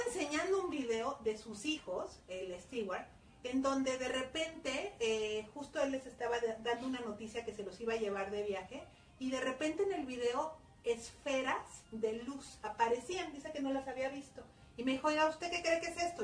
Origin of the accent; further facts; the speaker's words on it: Mexico; los mexicanos decimos mande